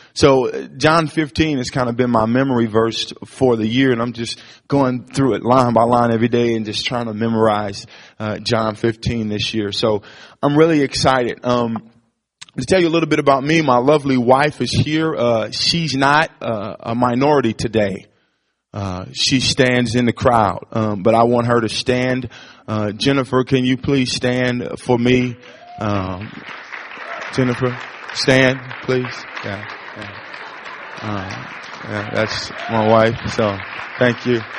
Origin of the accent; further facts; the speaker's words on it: East St. Louis, Illinois, United States; I grew up in East St. Louis, Illinois, which was 10 times worse than Ferguson